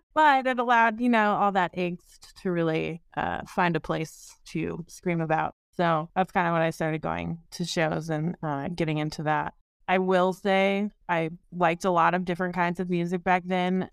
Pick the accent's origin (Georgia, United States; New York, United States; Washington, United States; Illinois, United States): Washington, United States; Seattle; I am from the Seattle area. I grew up here